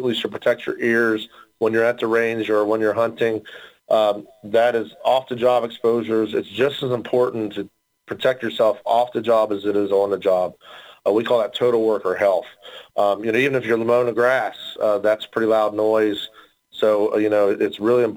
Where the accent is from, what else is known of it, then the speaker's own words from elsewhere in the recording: West Virginia, United States; I am from West Virginia